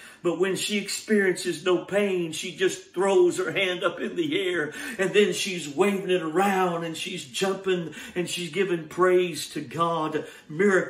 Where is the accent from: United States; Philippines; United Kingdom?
United States; Georgia; moved away; my home state of Georgia